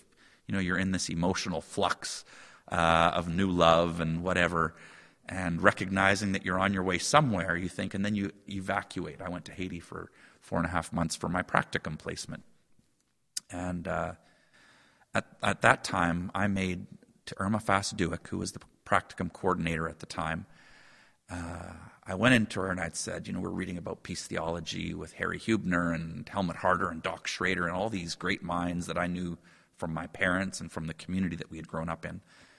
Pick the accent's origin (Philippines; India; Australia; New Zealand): India; Calcutta, West Bengal; I mentioned growing up in Calcutta. That was that's certainly a milestone, and one that I've not offered to my kids, that cross-cultural experience.